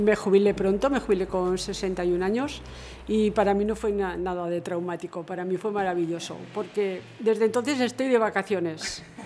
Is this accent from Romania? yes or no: no; Murchante, Navarre, Spain; nací en Murchante, soy murchantina, he trabajado aquí